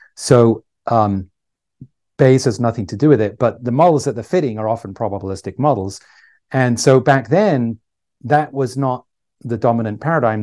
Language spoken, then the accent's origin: English; England, United Kingdom; moved away as an adult; also born or lived in Ireland / Canada; now in California, United States; I grew up in England